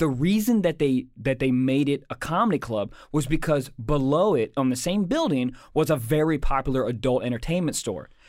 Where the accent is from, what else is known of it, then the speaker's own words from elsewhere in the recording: Maryland, United States; I'm from, born and raised in Maryland